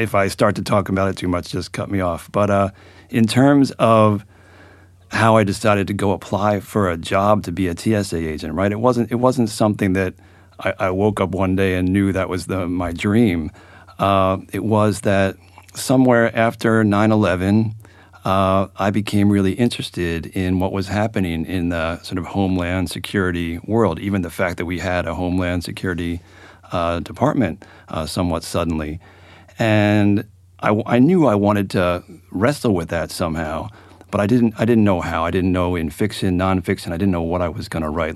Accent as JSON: {"language": "English", "town": "Philadelphia", "region": "Pennsylvania", "country": "United States", "moved": "yes", "lives_now": "Albany, United States", "said": "I'm from Philadelphia"}